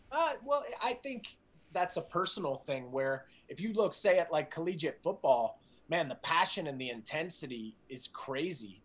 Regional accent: New Jersey, United States; moved away as an adult; I grew up in New Jersey, outside of uh, New York City

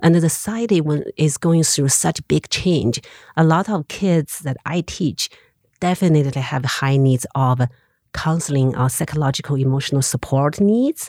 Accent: Xinxiang, Henan, China; English is a second language; moved away as an adult; also born or lived in Beijing / Montana, United States; now in Missoula, United States; I grew up in Xinjiang City. of two million people.

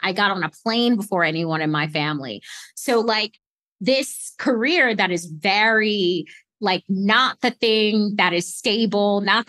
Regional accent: Baltimore, Maryland, United States; born there; So I was actually born in Baltimore, Johns Hopkins Hospital. My parents were kids. My mom was 18. My dad was 17.

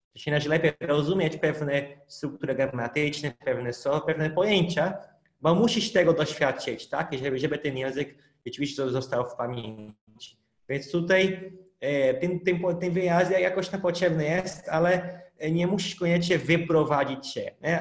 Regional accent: North Region, Brazil; first language Portuguese; Polish is a second language; moved away as an adult; now in Poland; ja pochodzę z północy

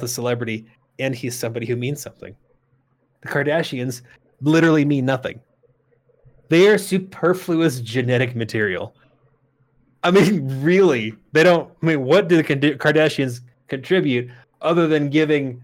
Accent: United States; I'm fucking American

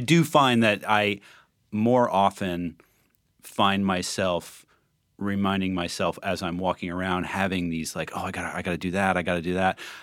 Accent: New Jersey, United States; I come from New Jersey and I come from a working class

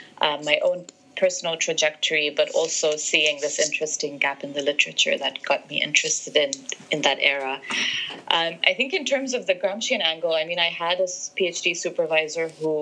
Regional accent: Zambia; moved away; also born or lived in Egypt; being Egyptian, but growing up in Zambia

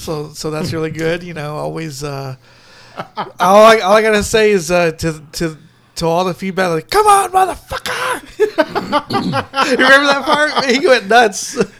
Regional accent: United States; I'm an American.

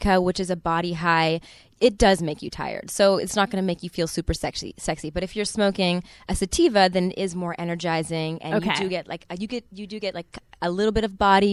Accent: Canada; I'm Canadian.

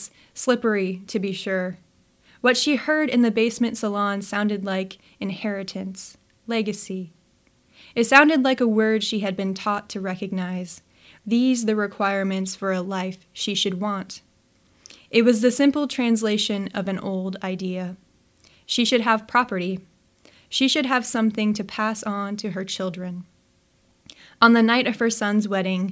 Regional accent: Nebraska, United States; moved away as an adult; now in Pacific Northwest, United States; when I come back to Nebraska

